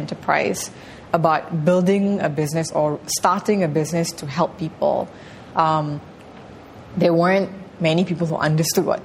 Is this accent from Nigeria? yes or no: no; Malaysia; moved away as an adult; as a Malaysian